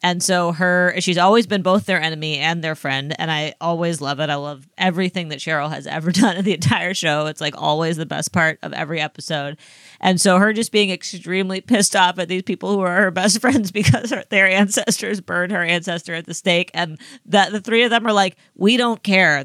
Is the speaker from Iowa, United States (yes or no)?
yes; Dubuque, Iowa, United States; my hometown casino town